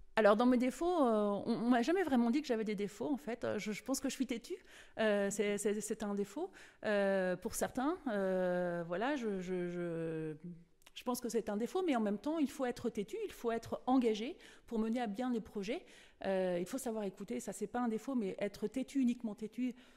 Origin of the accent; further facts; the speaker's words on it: Cholet, Pays de la Loire, France; Je suis originaire de Cholet